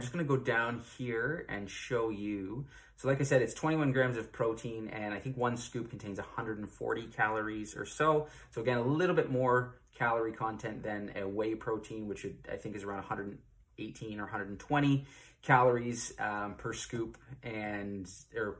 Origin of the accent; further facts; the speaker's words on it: Ontario, Canada; I'm from Ontario, Canada.